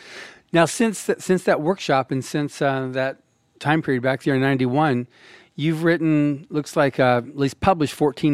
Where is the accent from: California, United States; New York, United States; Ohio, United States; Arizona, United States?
Arizona, United States; I was raised in Arizona